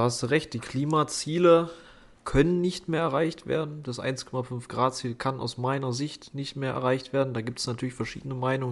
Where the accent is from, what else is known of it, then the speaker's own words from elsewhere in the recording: Thuringia, Germany; als Thüringer